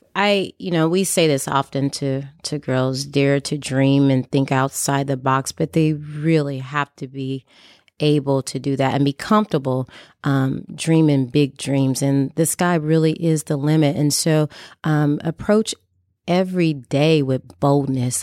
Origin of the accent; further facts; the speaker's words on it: Columbus, Indiana and Indianapolis, United States; growing up poor, uh, moving back and forth from Columbus, Indiana, and Indianapolis, Indiana